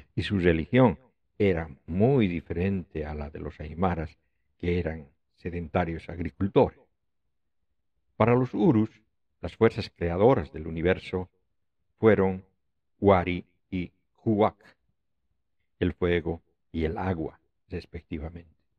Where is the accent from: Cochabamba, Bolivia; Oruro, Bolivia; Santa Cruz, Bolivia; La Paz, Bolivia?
Oruro, Bolivia; Oruro, mi ciudad natal